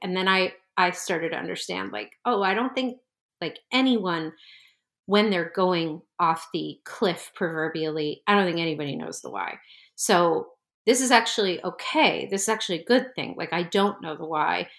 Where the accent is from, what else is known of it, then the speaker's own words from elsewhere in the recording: New Jersey, United States; moved away as an adult; also born or lived in Brooklyn, New York; I needed to move away from the area 'cause I grew up in New Jersey